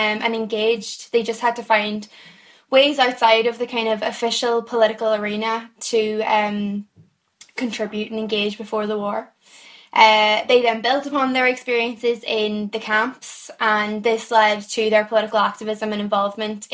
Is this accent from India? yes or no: no; Donegal, Ulster, Ireland; moved away as an adult; now in Belfast, United Kingdom; I'm from Donegal originally